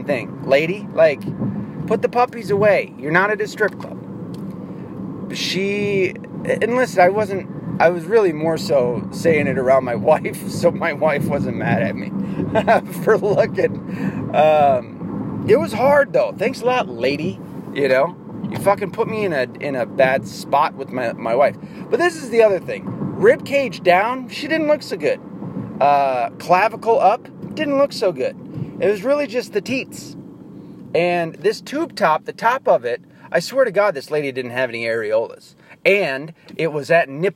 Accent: the South, United States; I'm from the South

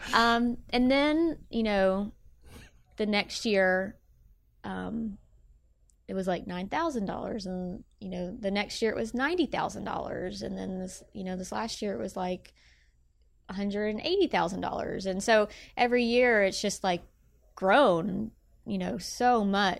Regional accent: Bartlett, Tennessee, United States; I grew up in Bartlett, Tennessee

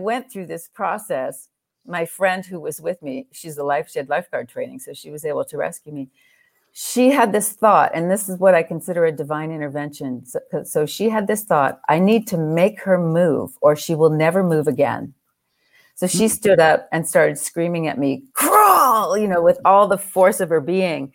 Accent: Southern California, United States; I grew up in Southern California

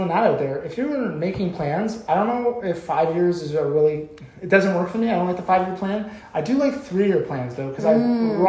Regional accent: Canada; because we're Canadian.

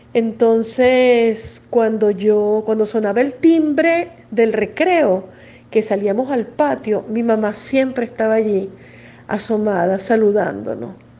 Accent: Caracas, Capital District, Venezuela; una infancia completamente caraqueña, de barrio, muy linda

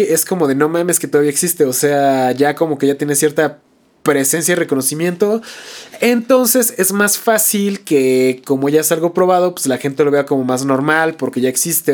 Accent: Toluca, State of Mexico, Mexico; nosotros que somos de Toluca

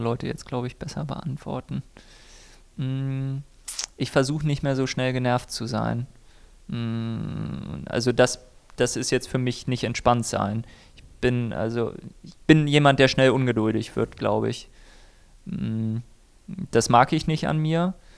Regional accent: Germany; ich bin weiß, komme aus einer guten Mittelschicht und bin Deutscher

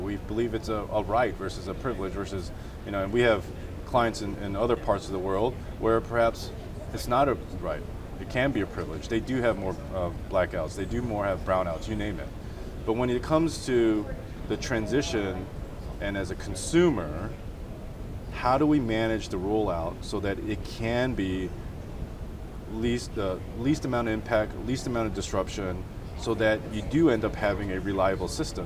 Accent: Chicago, Illinois, United States; I'm from Chicago

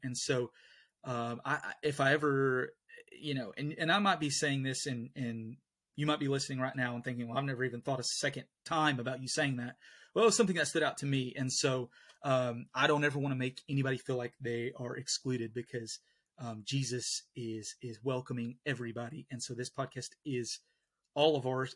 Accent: the South, United States; We're from the South

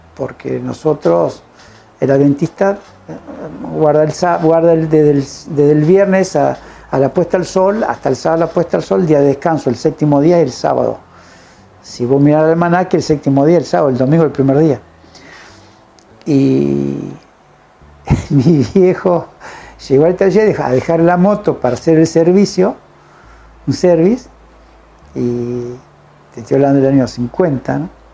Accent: Villa Libertador San Martín, Entre Ríos, Argentina; yo nací en Entre Ríos

